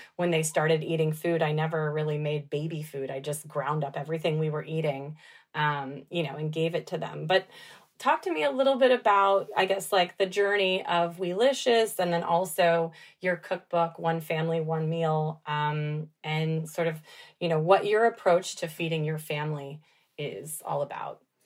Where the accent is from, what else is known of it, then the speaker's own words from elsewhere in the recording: Dallas, Texas, United States; I grew up in Dallas